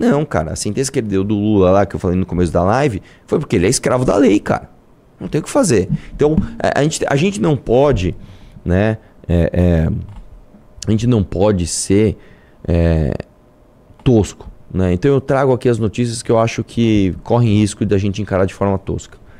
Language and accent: Portuguese; Brazil